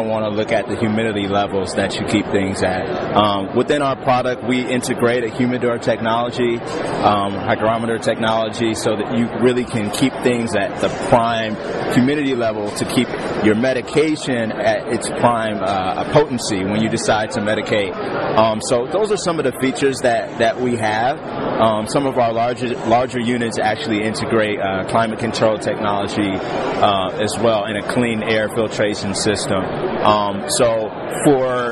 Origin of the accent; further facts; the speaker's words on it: Cleveland, Ohio, United States; I'm from Cleveland, Ohio